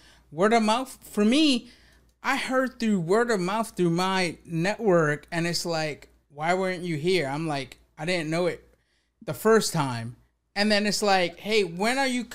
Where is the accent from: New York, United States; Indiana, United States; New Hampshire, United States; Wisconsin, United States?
New York, United States; I'm from New York.